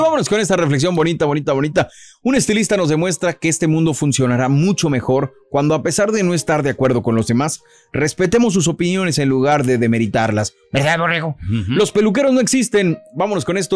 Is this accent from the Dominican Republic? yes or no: no; Mexico; soy mexicano